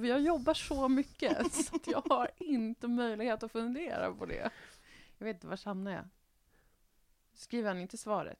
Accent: Västerbotten County, Sweden; jag är ju från Västerbotten

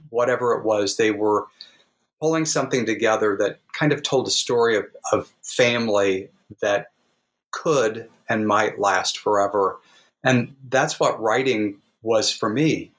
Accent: the Ozarks, United States; growing up in the Ozarks

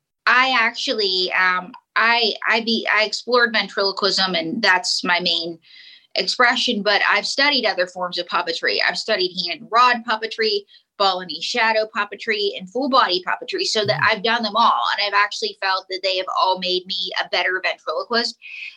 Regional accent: Pittsburgh, Pennsylvania, United States; I was born somewhere. And I have the accent that I do because I grew up in Pittsburgh.

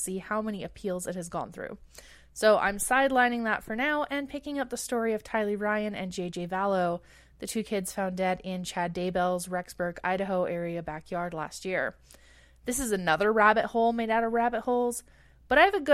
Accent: Treaty 7 territory, Alberta, Canada; moved away as an adult; now in Edmonton, Canada; I'm originally from Treaty 7 territory, the ancestral home of the Blackfoot, Kainai, Piikani, Stoney Nakoda, and Tsuut'ina

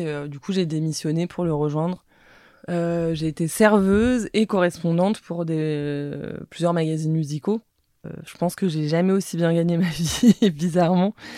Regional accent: Paris, Île-de-France, France; j'ai grandi dans le 14e arrondissement à Paris

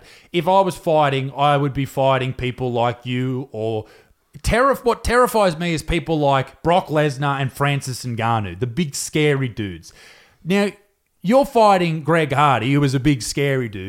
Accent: Newcastle, New South Wales, Australia; I'm from Newcastle

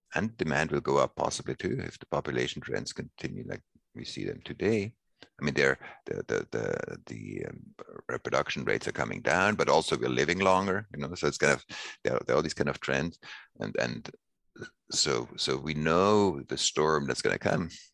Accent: Switzerland; I grew up in Switzerland and I was born in 62.

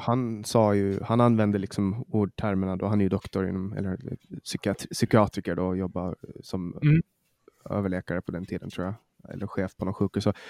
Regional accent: Åland Islands; moved away; Jag var hemma på Åland

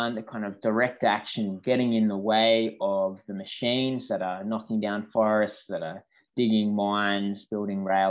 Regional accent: Mudgee, New South Wales, Australia; I grew up in Mudgee in Central West New South Wales

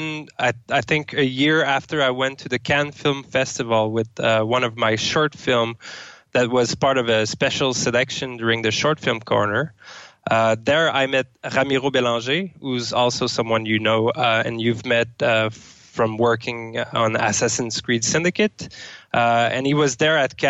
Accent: Sherbrooke, Quebec, Canada; now in Amsterdam, Netherlands; I'm from Sherbrooke, Canada

